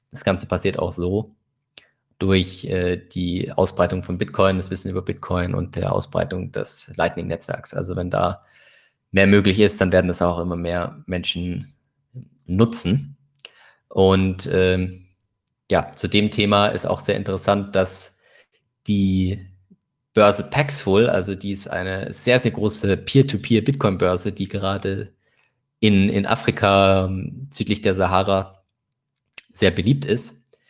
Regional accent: Nigeria; German is a second language; ich glaube, als Nigerianer hat man immer das Problem, dass es halt diese Nigerian Print Scams gibt

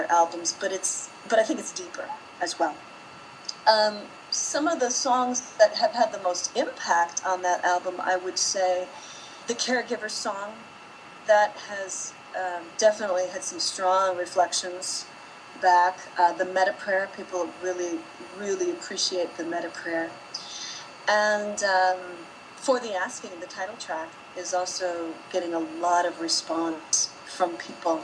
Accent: Wisconsin, United States; also born or lived in New York / Milwaukee; I'm from Wisconsin

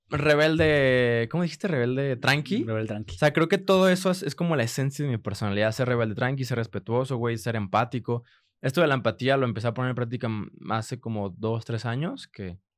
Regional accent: Guadalajara, Jalisco, Mexico; accent: mix of regio, chilango and tapatío; en el tema de acentos sí soy una mezcla entre regio, entre chilango y y pues tapatío, que según yo no tenemos acento, pero la gente dice que sí tenemos acento.

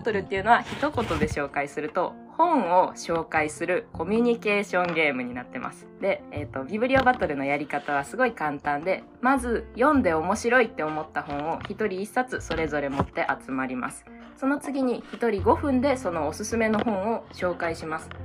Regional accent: Kansai, Japan; moved away as an adult; now in Hiroshima, Japan; 出身は関西の方なんですけど

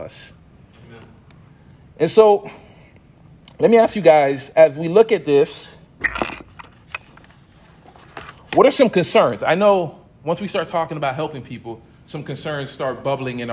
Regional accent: United States; growing up in the States

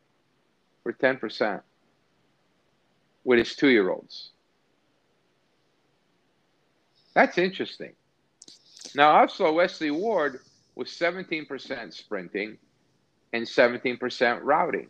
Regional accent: Naples, Campania, Italy; moved away; my hometown in Napoli

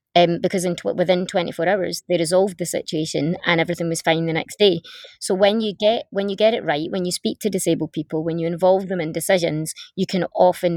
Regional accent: the north of Scotland, United Kingdom; I grew up in the north of Scotland

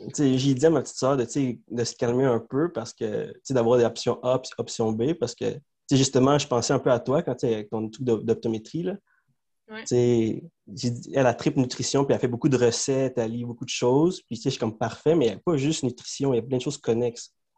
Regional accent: Montreal, Quebec, Canada; first language Spanish; French is a second language; Moi, je suis né à Montréal, à Saint-Léonard.

